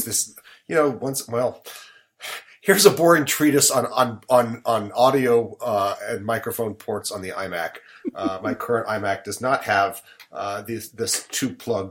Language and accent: English; Salt Lake City, Utah, United States; moved away as an adult; also born or lived in Seattle, Washington / Providence, Rhode Island / Manhattan, New York; now in Brooklyn, United States; I was born in Seattle, grew up in Salt Lake City, Utah